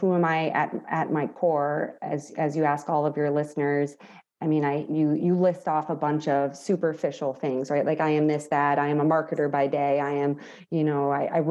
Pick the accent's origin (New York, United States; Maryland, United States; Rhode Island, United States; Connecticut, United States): New York, United States; I'm also Italian from New York